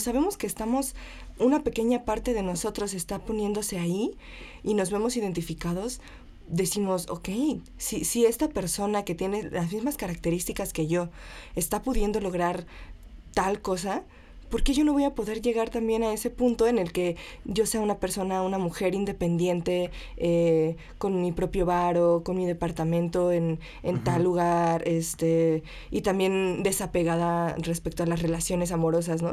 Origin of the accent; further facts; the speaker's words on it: Taxco, Guerrero, Mexico; now in Mexico City, Mexico; plateros de Tasco, que es de donde yo soy